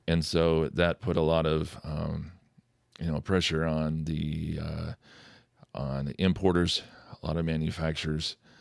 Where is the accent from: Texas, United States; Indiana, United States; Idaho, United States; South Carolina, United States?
Idaho, United States; McCall; now in Fishers, United States; Central Idaho